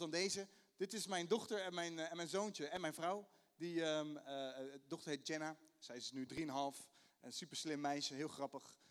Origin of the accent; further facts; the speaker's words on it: The Hague, South Holland, Netherlands; accent: Haags; mijn Haagse accent